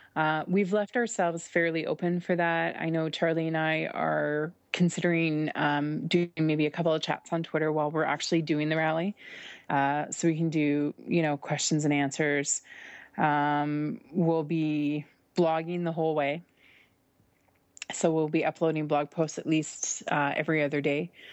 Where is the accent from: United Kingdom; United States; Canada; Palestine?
Canada; I'm Canadian